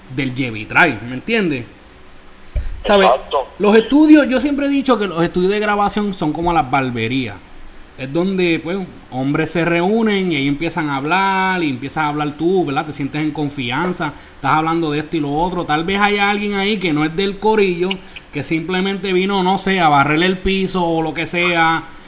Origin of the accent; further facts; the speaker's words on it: Isabela, Puerto Rico; now in New York, United States; mi pueblo Isabela, Puerto Rico